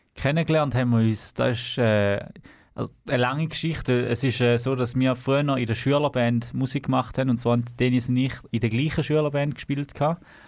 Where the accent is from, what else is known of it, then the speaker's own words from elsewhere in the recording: Thurgau, Switzerland; moved away as an adult; now in Canton of Zurich, Switzerland; wir sind im Thurgau geboren, sind dort aufgewachsen